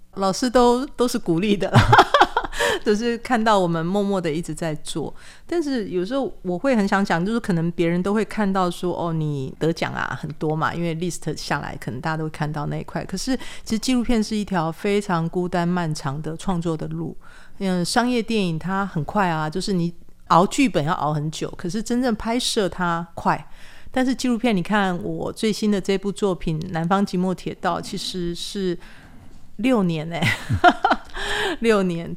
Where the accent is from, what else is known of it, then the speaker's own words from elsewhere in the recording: rural Kaohsiung, Taiwan; moved away; also born or lived in Hsinchu; 可能我自己本身正是在高雄乡下长大